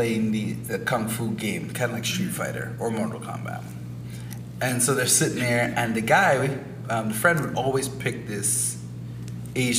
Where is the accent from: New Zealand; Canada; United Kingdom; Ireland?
Canada; We're Canadian, we're Caribbean, we're Black people